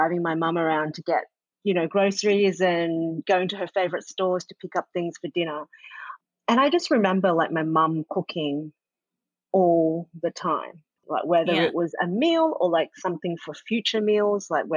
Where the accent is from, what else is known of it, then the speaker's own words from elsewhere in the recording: Sydney, New South Wales, Australia; also born or lived in Kingsgrove; I grew up in Sydney